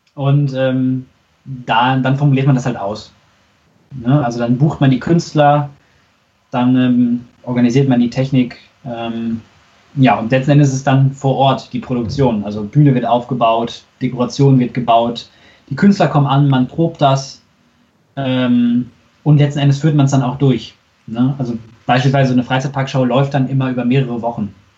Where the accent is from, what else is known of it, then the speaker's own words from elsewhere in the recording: Unna, North Rhine-Westphalia, Germany; ich komme ja aus Unna